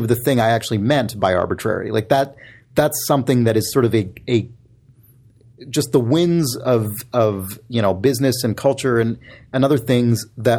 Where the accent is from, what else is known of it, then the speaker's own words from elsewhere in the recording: United States; I'm from the United States. I'm an American